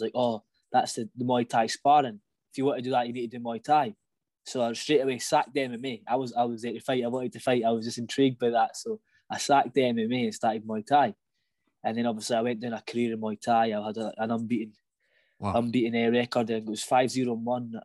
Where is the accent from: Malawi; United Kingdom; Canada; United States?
United Kingdom; Falkirk, Scotland; I grew up in Falkirk. I've kind of always lived in the same house in the same place.